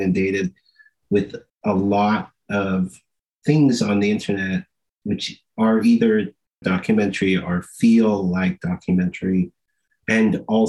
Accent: southern Alberta, Canada; now in West Bank First Nation, Canada; Originally, I'm from southern Alberta, and my nation is the Kikani Nation, better known by its English name of Brocket, Alberta

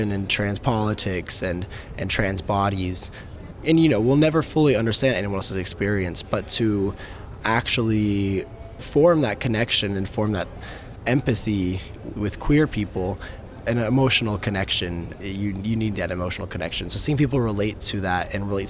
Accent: Texas, United States; I've come from Texas. I was raised in Texas

